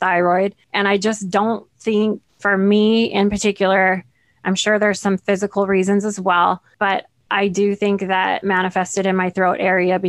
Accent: Central California, United States; I was born in Central California. It's a large farming community

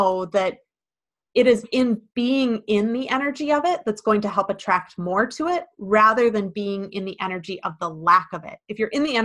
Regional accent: Midwest, United States; growing up in the Midwest

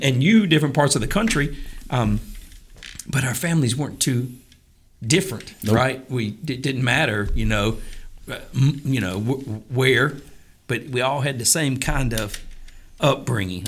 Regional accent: Charlotte, North Carolina, United States; growing up in Charlotte

